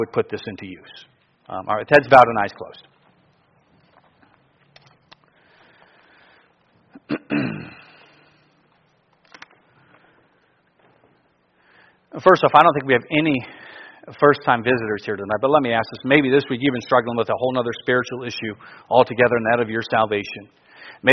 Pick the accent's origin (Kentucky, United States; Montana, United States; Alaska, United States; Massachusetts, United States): Alaska, United States; I'm from Alaska